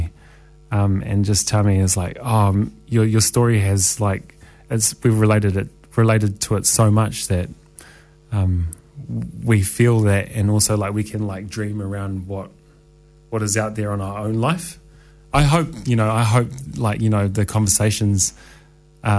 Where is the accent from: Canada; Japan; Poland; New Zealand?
New Zealand; Wellington; moved away; my hometown. I grew up in Wellington